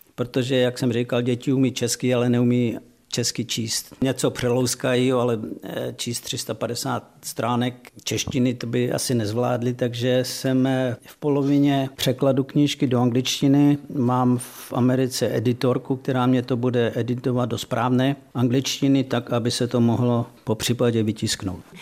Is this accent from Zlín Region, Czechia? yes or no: yes; Rožnov pod Radhoštěm, Zlín Region, Czechia; moved away as an adult; also born or lived in Switzerland / United States; vyrůstali jsme tady v Rožnově